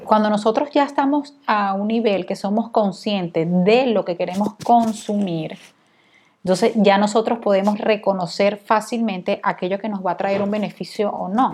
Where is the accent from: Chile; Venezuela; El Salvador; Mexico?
Venezuela; yo soy venezolana